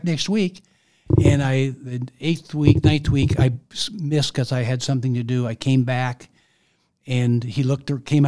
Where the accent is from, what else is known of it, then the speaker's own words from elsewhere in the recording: Maple Valley, Washington, United States; growing up in Maple Valley, I wanted to stay around home